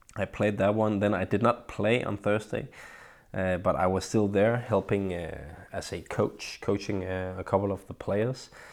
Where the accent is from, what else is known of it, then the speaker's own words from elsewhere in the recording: Vallensbæk, Capital Region of Denmark, Denmark; my hometown of Vallensbæk, where I live